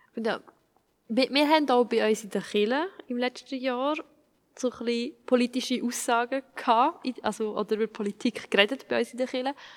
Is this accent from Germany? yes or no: no; Switzerland; ich als Schweizerin bin